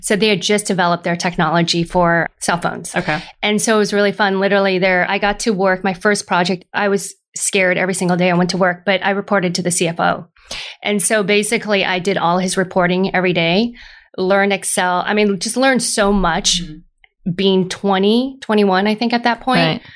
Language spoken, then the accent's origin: English; Lafayette, California, United States; also born or lived in Moraga, California; grew up in a little town called Moraga and then moved to Lafayette very soon afterwards. Went through all the way through high school